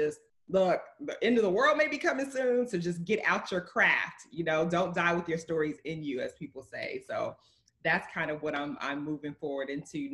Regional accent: Mississippi, United States; I grew up in Mississippi, a smaller community as well

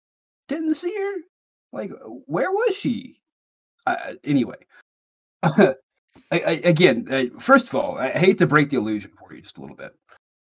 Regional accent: Huntsville, Alabama, United States; now in Birmingham, United States; the Huntsville Stars. That's the team that they're playing as the opponent. And that's, of course, the team from my hometown.

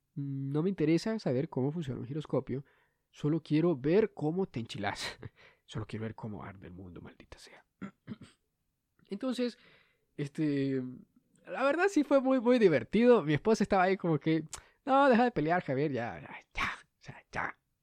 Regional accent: Honduras; soy el único hondureño que hace esto

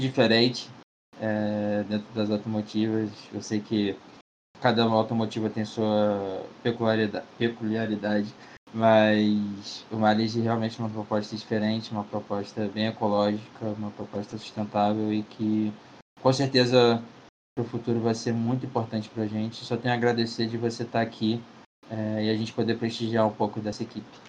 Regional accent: Rio de Janeiro, Brazil; eu pelo menos que sou do Rio

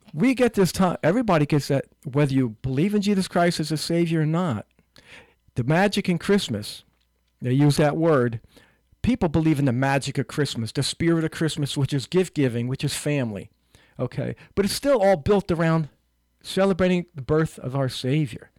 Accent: Newark, United States; when I was a kid living in, growing up in Newark

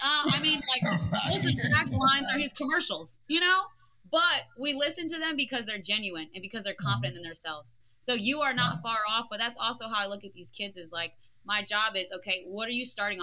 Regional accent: New Jersey, United States; I come from South Jersey

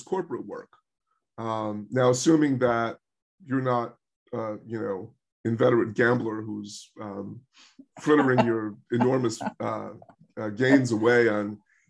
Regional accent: United States; moved away; I'm an American writer, I'm writing for an American audience

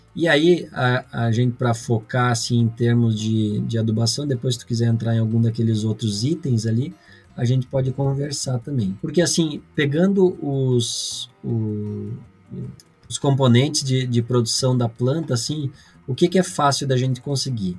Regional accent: Vacaria, Rio Grande do Sul, Brazil; eu sou natural aqui de Vacaria, Rio Grande do Sul

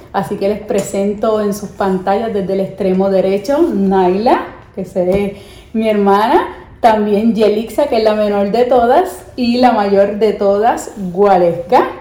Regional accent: Puerto Rico; los puertorriqueños cuando venimos a Estados Unidos

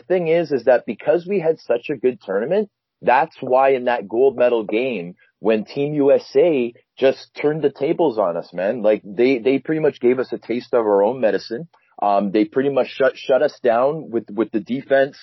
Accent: Canada; me being a Canadian kid

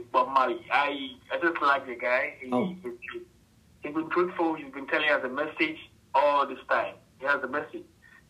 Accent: Accra, Greater Accra, Ghana; I grew up in Accra, which is the capital city of Ghana.

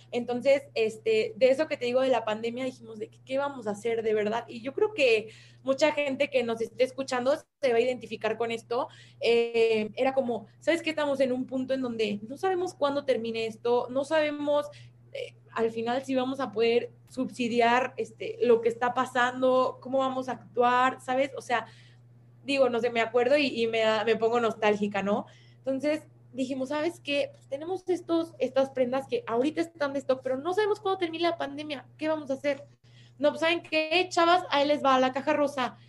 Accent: Mexico; como mexicanos

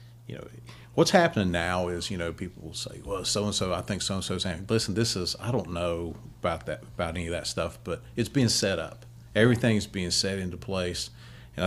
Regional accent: United States; I'm an American, and I was blessed by God to be born in this country

